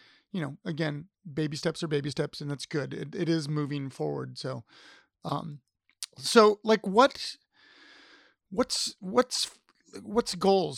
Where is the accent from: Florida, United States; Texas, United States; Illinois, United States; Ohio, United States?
Ohio, United States; now in Richmond, United States; I'm originally from Ohio